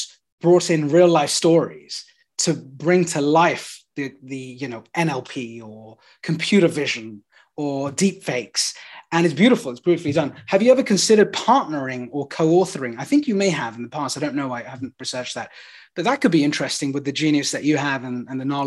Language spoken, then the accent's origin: English; United Kingdom; now in London, United Kingdom; Although I'm a Brit, I'm also of Indian origin, and I'm in London